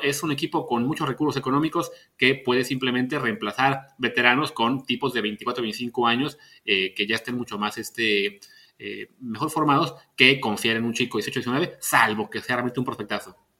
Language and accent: Spanish; Veracruz, Mexico; yo nací en Veracruz